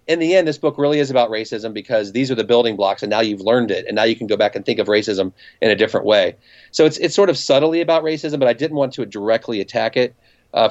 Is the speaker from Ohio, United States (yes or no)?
yes; Cincinnati, Ohio, United States; moved away as an adult; also born or lived in New York City; I'm from Cincinnati